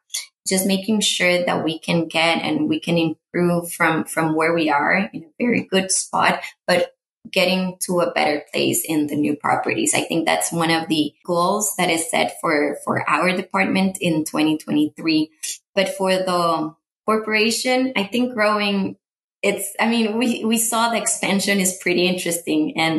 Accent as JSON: {"language": "English", "town": "San Jose", "region": "California", "country": "United States", "said": "I am, and as I always say to them, I am from San Jose."}